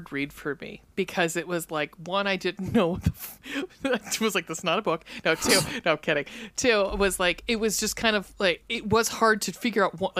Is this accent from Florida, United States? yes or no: no; Cleveland, Ohio, United States; We're from Cleveland